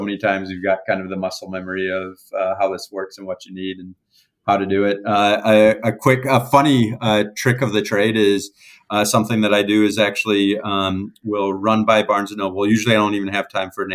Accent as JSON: {"language": "English", "country": "United States", "said": "I'm from America"}